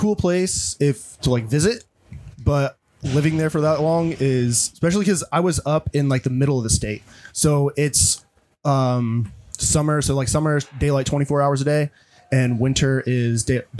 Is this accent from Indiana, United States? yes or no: yes; Central Indiana, United States; moved away as an adult; So I'm from Central Indiana, and it's just like in the middle of a cornfield, basically.